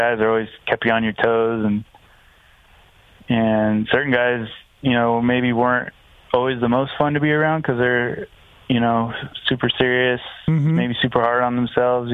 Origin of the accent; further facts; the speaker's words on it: Albuquerque, New Mexico, United States; moved away; growing up around Albuquerque, that was the crew I ended up hanging around with quite a bit